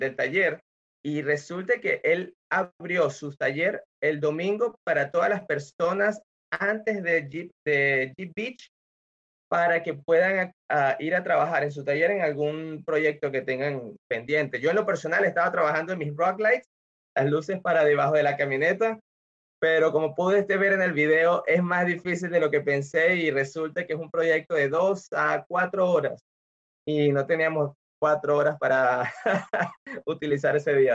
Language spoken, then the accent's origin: Spanish; Venezuela; moved away as an adult; also born or lived in Nebraska, United States; now in Florida, United States; yo soy venezolano, vine a los Estados Unidos hace unos 16 años